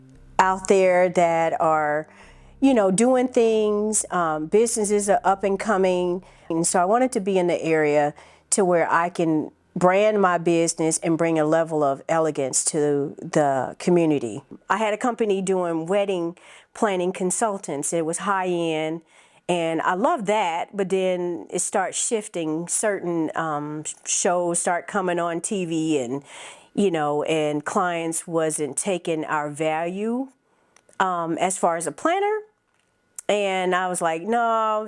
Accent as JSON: {"language": "English", "town": "Phoenix", "region": "Arizona", "country": "United States", "lives_now": "South Fulton, United States", "said": "I'm originally from Phoenix, Arizona, Army brat. My family relocated to Fayetteville, Georgia."}